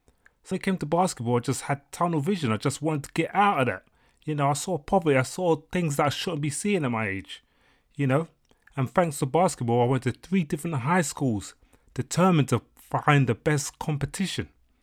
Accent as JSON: {"language": "English", "town": "Seat Pleasant", "region": "Maryland", "country": "United States", "said": "I'm from St. Pleasant, Maryland. St. Pleasant has a small population of just about 5,000 people at the last consensus check, and it's located just east of Washington, D.C., in Prince George County."}